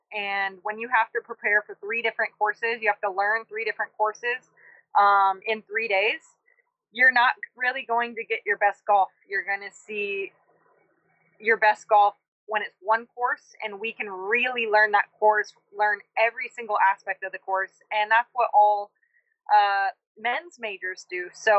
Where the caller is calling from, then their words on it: Auburn, California, United States; Oh, I am calling from Auburn, California. This is where the U.S. Women's Championship is in just a few days. So just rolled into town a couple hours ago.